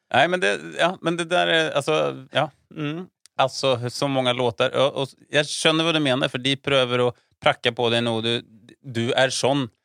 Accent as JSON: {"language": "Norwegian", "country": "Sweden", "second_language": "Norwegian", "moved": "yes", "lives_now": "Norway", "said": "som svensk"}